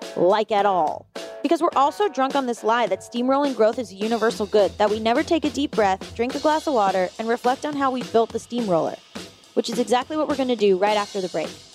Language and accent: English; Florida, United States; I'm from Florida